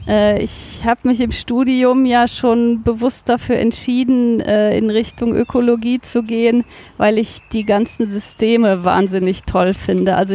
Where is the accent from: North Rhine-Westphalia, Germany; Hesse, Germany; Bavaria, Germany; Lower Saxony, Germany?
North Rhine-Westphalia, Germany; Cologne; Ich bin aufgewachsen in Köln-Brück das ist fast schon ein Dorf, ganz am Rand von Köln, quasi das, die letzte Bastion von Köln, bevor dann Bergisch Gladbach anfängt, ganz im Osten.